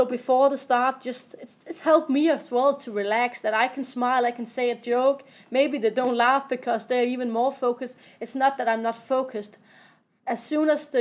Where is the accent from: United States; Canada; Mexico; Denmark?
Denmark; Odense, Southern Denmark; I'm from Odense, where I'm living